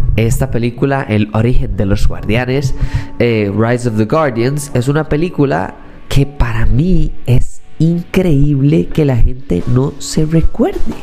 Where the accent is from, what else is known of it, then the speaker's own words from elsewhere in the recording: Costa Rica; soy tico